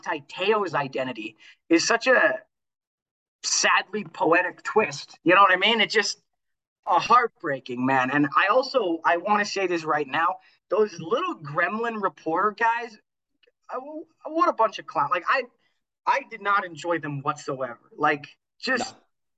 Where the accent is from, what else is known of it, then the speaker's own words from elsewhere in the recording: Canada; being a Canadian myself